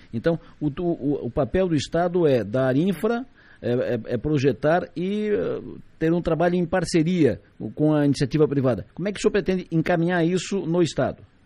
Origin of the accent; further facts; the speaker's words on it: Santa Catarina, Brazil; como todos somos catarinenses